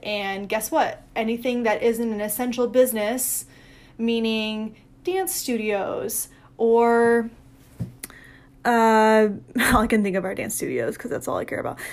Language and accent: English; Barrington, Illinois, United States; also born or lived in Chicago; I grew up dancing in Chicago